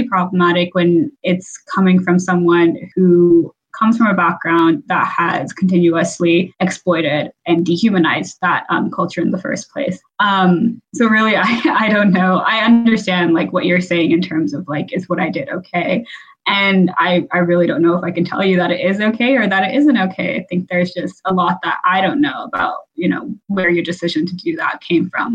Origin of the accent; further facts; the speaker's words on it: Texas, United States; I grew up in Texas